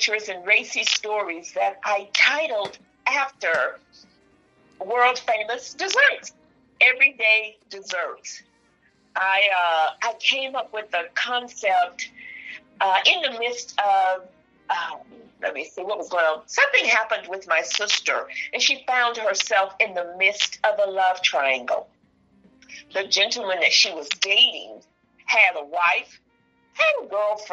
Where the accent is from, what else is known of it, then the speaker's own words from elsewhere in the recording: Mississippi, United States; I'm from Mississippi